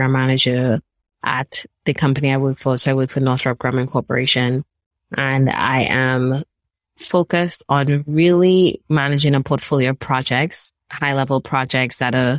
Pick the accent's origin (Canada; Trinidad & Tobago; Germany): Trinidad & Tobago; moved away as an adult; now in United States; I'm actually originally from Trinidad and Tobago. I'm a Trini girl at heart. I grew up there